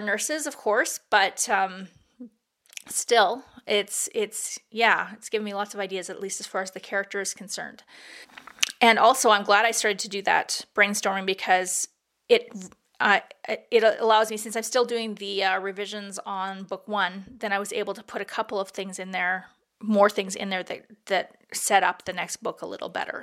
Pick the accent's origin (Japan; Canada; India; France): Canada; Peace River, Alberta; Peace River, which is my hometown